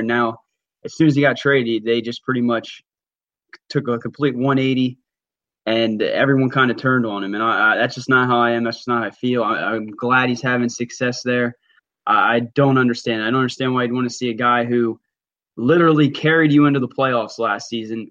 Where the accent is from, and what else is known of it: Philadelphia, Pennsylvania, United States; born or raised there